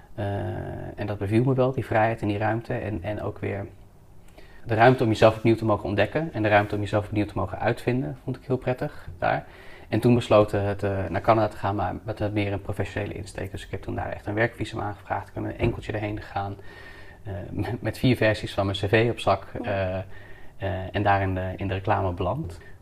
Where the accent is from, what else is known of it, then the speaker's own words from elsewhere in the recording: Houten, Utrecht, Netherlands; now in Amsterdam, Netherlands; Ik ben geboren in eh, Houten, in de dus, gemeente Utrecht